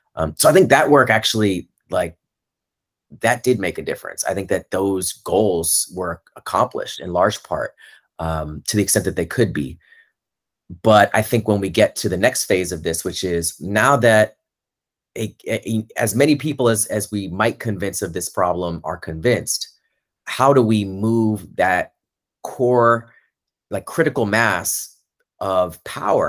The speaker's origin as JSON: {"language": "English", "town": "Orlando", "region": "Florida", "country": "United States", "tie": "born or raised there", "said": "I'm from Orlando, Florida. That's where I grew up."}